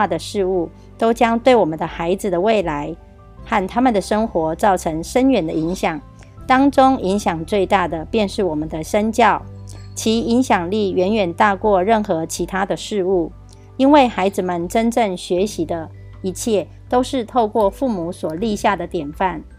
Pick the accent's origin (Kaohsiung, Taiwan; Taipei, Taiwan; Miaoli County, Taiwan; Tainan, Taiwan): Miaoli County, Taiwan; Miaoli; 今天要为大家导读的主题是